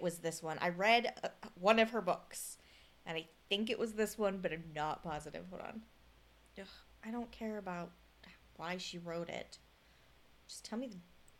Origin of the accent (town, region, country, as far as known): United States